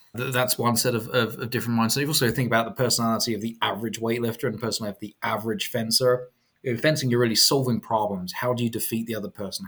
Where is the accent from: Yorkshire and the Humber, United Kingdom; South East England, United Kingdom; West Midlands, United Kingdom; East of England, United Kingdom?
East of England, United Kingdom; Chelmsford; moved away as an adult; also born or lived in London; now in United States; I'm from Chelmsford